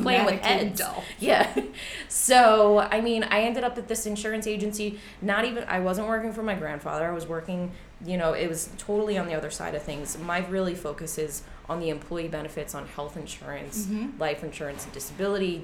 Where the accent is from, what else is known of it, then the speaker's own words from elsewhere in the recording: Long Island, New York, United States; accent: Long Island; moved away as an adult; now in Queens, New York City, United States; I grew up out on Long Island.